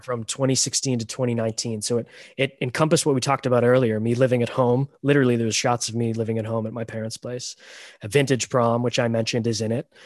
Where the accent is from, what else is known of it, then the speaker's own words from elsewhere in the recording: Toronto, Ontario, Canada; also born or lived in Romania; I was adopted from Romania, and I came to Canada when I was six weeks old